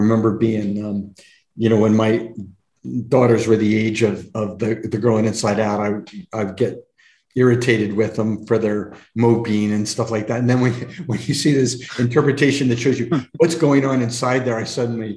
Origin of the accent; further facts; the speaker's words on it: Delaware, United States; I grew up in Delaware, and there is no filmmaking community in Delaware.